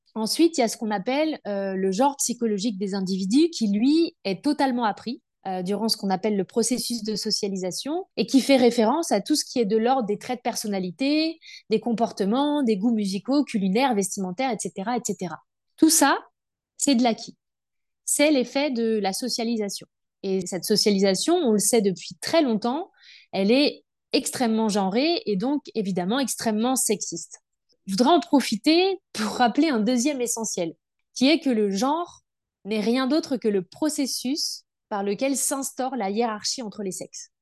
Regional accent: Brittany, France; je suis bretonne, adoptée

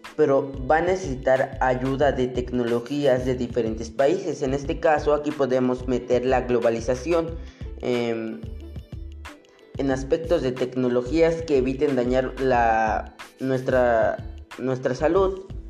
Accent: Mexico; nosotros como mexicanos

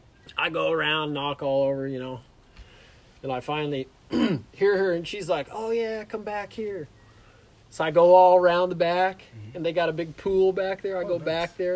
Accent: Clark County, Washington, United States; moved away; also born or lived in California; Yeah, I was born in California, and I moved to the Vancouver Clark County really is where we lived. Okay. I moved there in 1992, and it was like Battleground was like 2,000 people when we moved there.

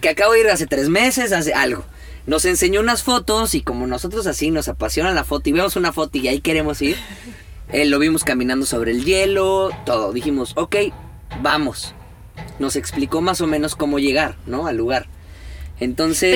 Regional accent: Mexico; somos mexicanos

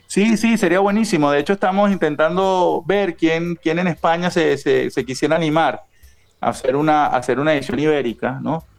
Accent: Venezuela

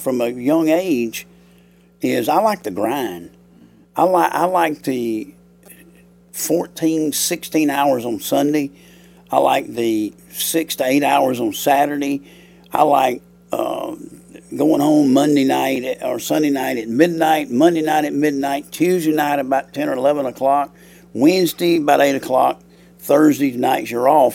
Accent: Ohatchee, Alabama, United States; I'm from Ohatchee. I grew up at Ohatchee

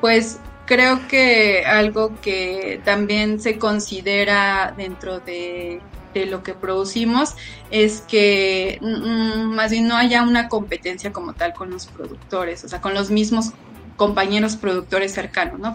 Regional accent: Mexico City, Mexico; yo soy de Tláhuac, Xochimilco

